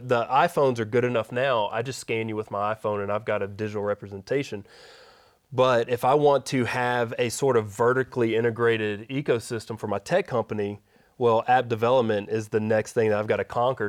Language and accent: English; Shreveport, Louisiana, United States; also born or lived in Dallas; I grew up in Shreveport, uh, born at Willis Knight in South